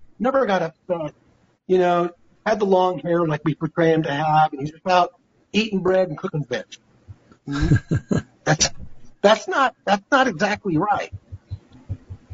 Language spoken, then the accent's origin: English; United States; also born or lived in Oregon; As American people and as believers